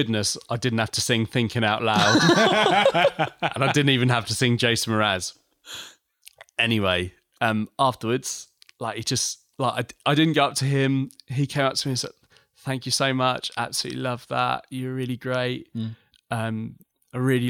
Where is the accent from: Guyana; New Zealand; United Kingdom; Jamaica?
United Kingdom; Essex, East of England; I'm from Essex.